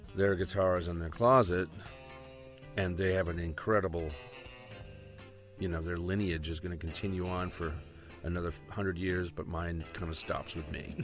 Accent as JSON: {"language": "English", "town": "Rockport", "region": "Massachusetts", "country": "United States", "tie": "born or raised there", "said": "my hometown, which is uh, called Rockport, Mass"}